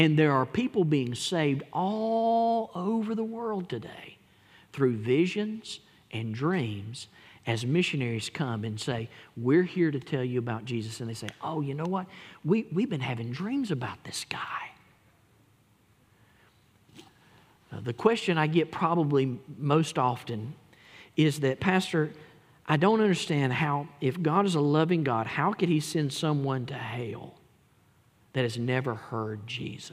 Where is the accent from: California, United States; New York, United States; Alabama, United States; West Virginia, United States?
Alabama, United States; Gadsden; I grew up in Etowah County in Gadsden, Alabama.